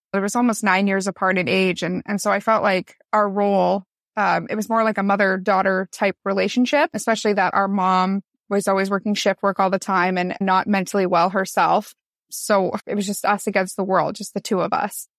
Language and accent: English; Newmarket, Ontario, Canada; now in Niagara, Canada; I grew up in Newmarket, Ontario, Canada. I moved down to Niagara to actually go to school, and then I met my now husband, and I never went back home after